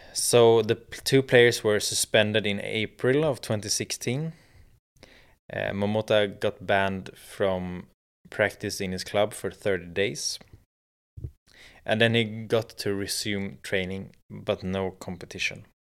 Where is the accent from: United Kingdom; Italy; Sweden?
Sweden; in Sweden, in my home country